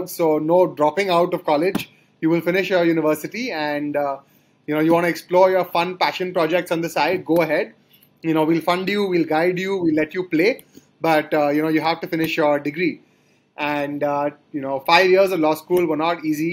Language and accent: English; Kolkata, West Bengal, India; moved away as an adult; also born or lived in Sonipat, India / Delhi, India; I grew up in Calcutta, and that's where my parents are from